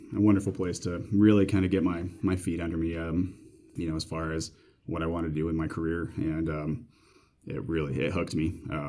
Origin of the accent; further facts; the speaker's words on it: Queensbury, New York, United States; I actually grew up in upstate New York, closer to Canada than New York City, in a place called Queensbury. It's kind of on the Vermont, New York border, halfway up, essentially. Grew up there